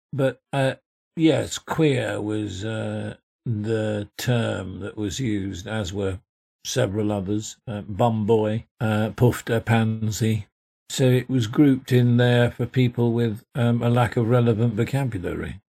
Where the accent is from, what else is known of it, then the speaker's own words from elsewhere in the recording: Yorkshire and the Humber, United Kingdom; I came from Yorkshire